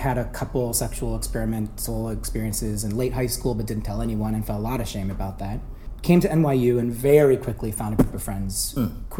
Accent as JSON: {"language": "English", "town": "Frederick", "region": "Maryland", "country": "United States", "tie": "born or raised there", "said": "I am from Frederick, Maryland. It was a very kind of straightforward Southern mid-Atlantic suburban upbringing"}